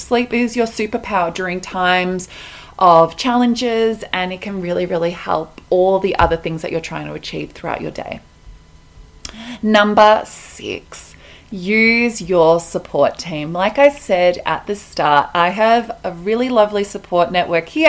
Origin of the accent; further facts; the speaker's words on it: Melbourne, Victoria, Australia; moved away as an adult; now in Colorado, United States; I'm Australian, I'm from Melbourne, but I am currently living in Colorado, America.